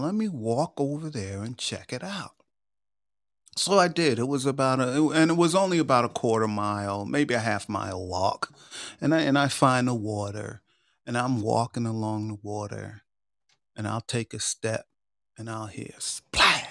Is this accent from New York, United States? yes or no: yes; New York, United States; I grew up in New York